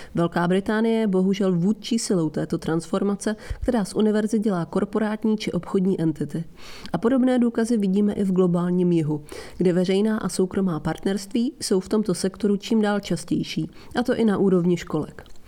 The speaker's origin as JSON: {"language": "Czech", "country": "Italy", "moved": "yes", "lives_now": "London, United Kingdom", "said": "Itálie, odkud pocházím"}